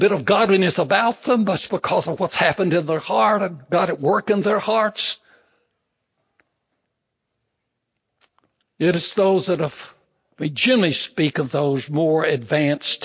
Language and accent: English; Big Spring, Texas, United States; I was born out in Big Spring, Texas